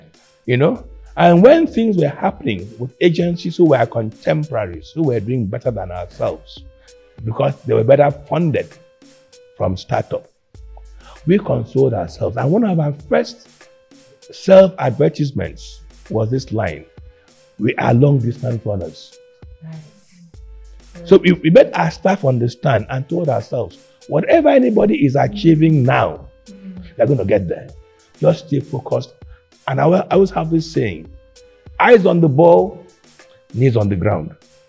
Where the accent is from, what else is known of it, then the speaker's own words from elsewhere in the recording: Akwa Ibom, Nigeria; where we come from, she's from Cross River, or I'm from Akwa Ibom, Bemi was Delta.